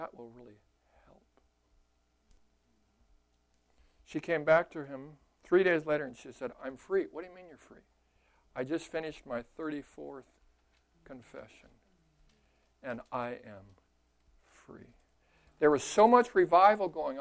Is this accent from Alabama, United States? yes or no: no; Costa Mesa, California, United States; moved away as an adult; now in Minnesota, United States; I'm from California